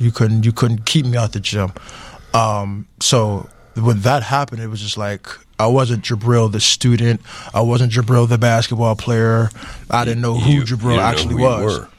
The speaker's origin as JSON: {"language": "English", "town": "Atlanta", "region": "Georgia", "country": "United States", "moved": "yes", "lives_now": "Pittsburgh, United States", "said": "I'm from Atlanta, Georgia."}